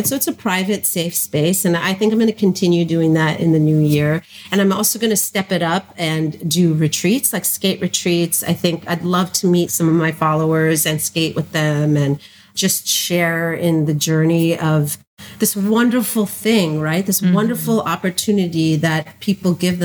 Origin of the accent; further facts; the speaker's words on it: New Jersey, United States; I'm originally from New Jersey